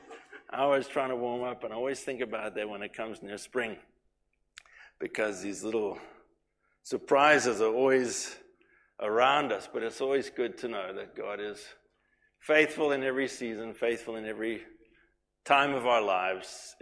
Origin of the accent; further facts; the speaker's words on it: KwaZulu-Natal, South Africa; moved away; when we were growing up in Natal